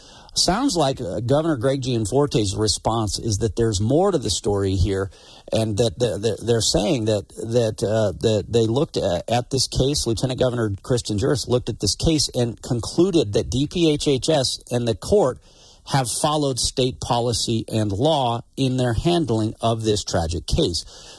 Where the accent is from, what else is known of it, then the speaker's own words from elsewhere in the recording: Glasgow, Montana, United States; I'm from Glasgow